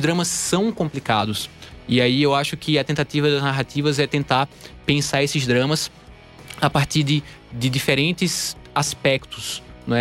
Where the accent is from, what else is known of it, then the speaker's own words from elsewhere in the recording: Campina Grande, Paraíba, Brazil; moved away as an adult; also born or lived in Recife, Brazil; now in São Paulo, Brazil; eu sou da, da Paraíba, né? Eu nasci em Campina Grande, na Paraíba, e estudei no Recife, morei muitos anos lá também